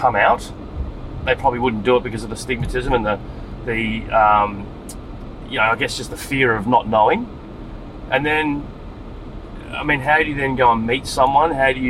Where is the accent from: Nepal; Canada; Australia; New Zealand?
Australia; Adelaide, South Australia; I grew up in Adelaide, and I went to school with a lot of Aboriginal kids.